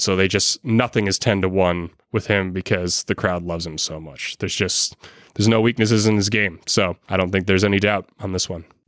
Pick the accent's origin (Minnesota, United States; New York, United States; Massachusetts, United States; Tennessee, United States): Massachusetts, United States; Boston; I'm from Boston